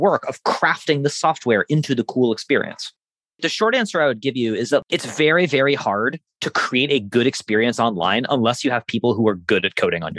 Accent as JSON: {"language": "English", "town": "Burlington", "region": "Vermont", "country": "United States", "tie": "born or raised there", "said": "from Burlington, Vermont, my hometown"}